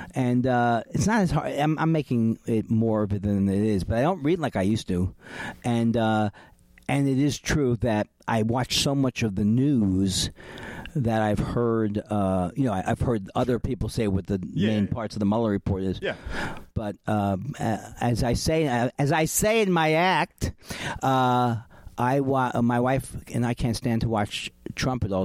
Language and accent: English; California, United States; I'm from California